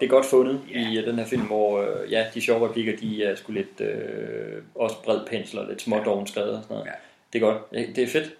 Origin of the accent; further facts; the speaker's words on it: West Jutland, Denmark; Men vi er også vestjyder